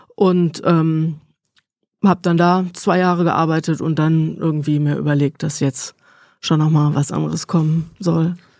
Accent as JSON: {"language": "German", "area": "near Cologne", "region": "North Rhine-Westphalia", "country": "Germany", "tie": "born or raised there", "also_born_or_lived": "Bonn / Valencia", "moved": "as an adult", "said": "Ich komme da aus dem Rheinland, aus der Ecke. Eifel hat man ja auch schon gehört. Nähe mhm. von Köln aufgewachsen"}